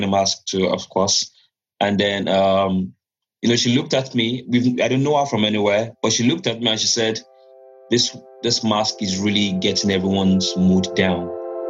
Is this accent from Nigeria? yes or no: yes; Nigeria; moved away as an adult; now in Newcastle, United Kingdom; I'm from Nigeria. I came into England in February